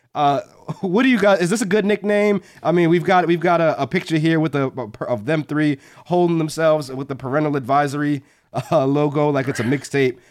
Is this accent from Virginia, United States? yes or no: yes; Hampton, Virginia, United States; I'm not from Hampton VA, but I grew up there.